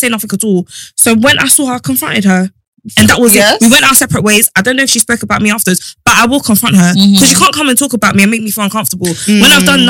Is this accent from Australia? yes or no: no; Sierra Leone; I'm from Sierra Leone.